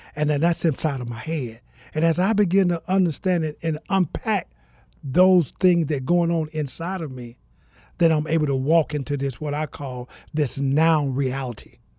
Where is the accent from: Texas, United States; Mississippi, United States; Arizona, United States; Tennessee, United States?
Mississippi, United States; also born or lived in Georgia; now in Phoenix, United States; I'm originally from Mississippi